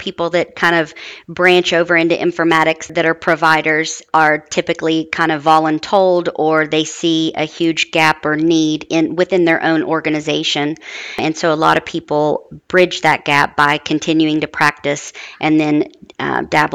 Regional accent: Huntington, West Virginia, United States; moved away; I'm originally from Huntington, West Virginia.

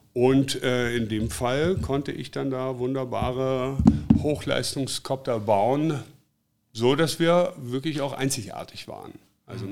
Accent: Black Forest, Baden-Württemberg, Germany; moved away as an adult; now in Hanover, Germany; ich komme aus dem Schwarzwald, bin vor 25 Jahren nach Hannover gezogen.

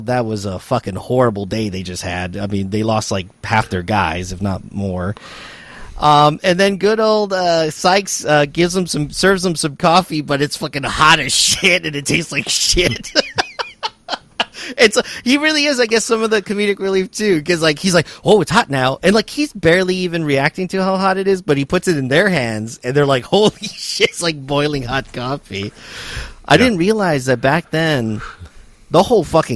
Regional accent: Texas, United States; I'm from Texas, I am from the inner city

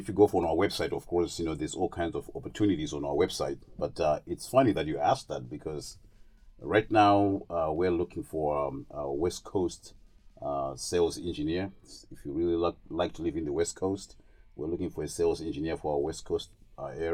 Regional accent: Zimbabwe; moved away as an adult; now in St. Joseph/Stevensville area, United States; originally I'm from Zimbabwe. Zimbabwe is in Southern Africa. And I came over here in 1988 to go to college

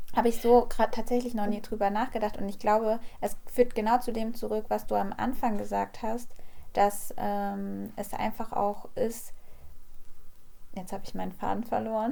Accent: Kassel, Hesse, Germany

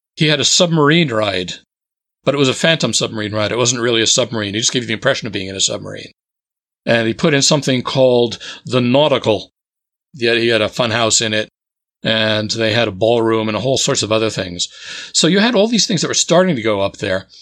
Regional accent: New Jersey, United States; moved away as an adult; also born or lived in Boston area; I grew up in New Jersey

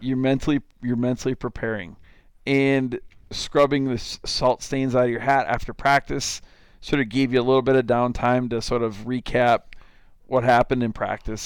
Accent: Lake Crystal, Minnesota, United States; I grew up in Lake Crystal, Minnesota, town of about 2,000 people.

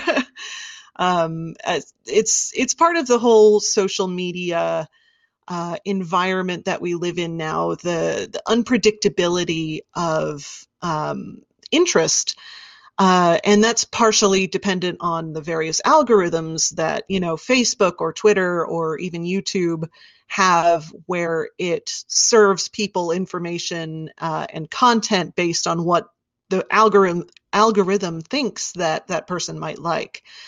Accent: Wichita, Kansas, United States; I grew up in Wichita, Kansas

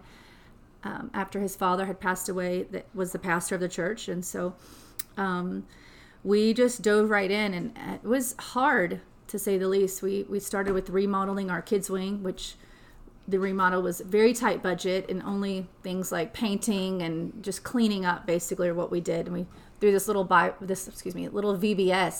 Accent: Houston, Texas, United States; I'm from Houston, Texas, and I'm proud to be from Houston, Texas.

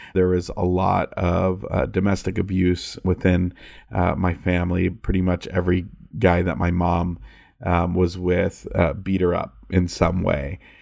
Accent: California, United States; I'm from California

